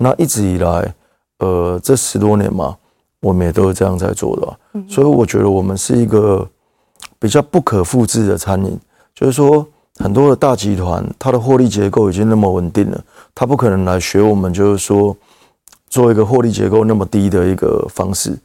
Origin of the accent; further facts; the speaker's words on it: Keelung, Taiwan; 我们当初一起，呃，工作的伙伴，我们都是基隆人